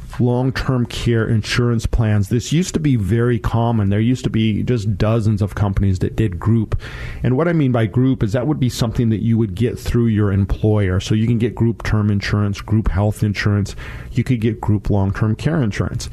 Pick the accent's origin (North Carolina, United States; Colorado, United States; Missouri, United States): Colorado, United States; now in Washington, United States; That's my home state